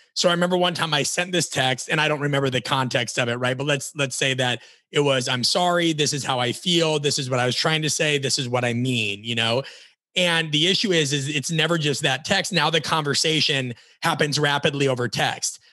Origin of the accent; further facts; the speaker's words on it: Omaha, Nebraska, United States; moved away; also born or lived in Florida; We're both from Omaha, Nebraska